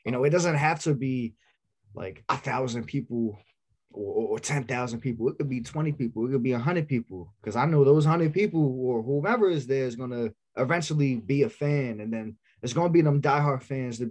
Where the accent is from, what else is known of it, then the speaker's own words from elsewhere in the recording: New York City, New York, United States; We're from Staten Island